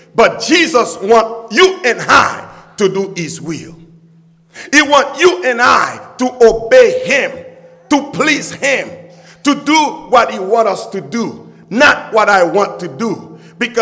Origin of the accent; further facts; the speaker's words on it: Haiti; now in United States; I grew up in poverty because I was not born in America. I was not born in the United States. I was born in Haiti.